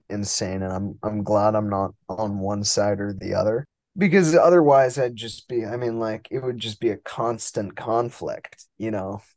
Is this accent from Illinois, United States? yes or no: no; New York, United States; moved away as an adult; now in Boston, United States; born and raised in New York